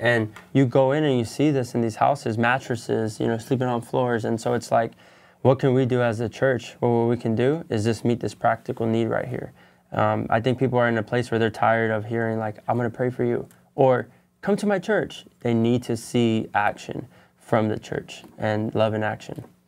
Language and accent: English; San Bernardino County, California, United States; moved away as an adult; now in Los Angeles County, United States; I come from San Bernardino County